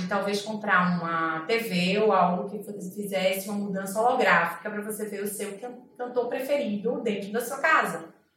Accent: Recife, Pernambuco, Brazil; eu sou de Recife, a gente basicamente vive do carnaval

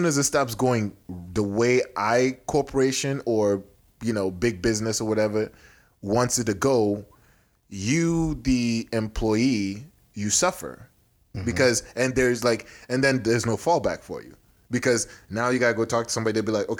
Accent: Houston, Texas, United States; born there; now in Nebraska, United States; because on my birth certificate said I was from Houston, Texas.

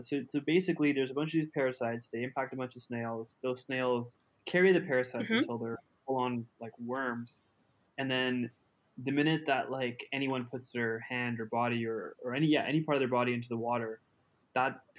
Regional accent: Pakistan; born there; also born or lived in Uganda; So Peel and I were both from developing countries. I was I was born in Pakistan.

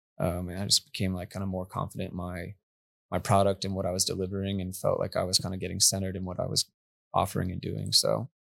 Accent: New Mexico, United States; now in Texas, United States; No, I'm from New Mexico actually.

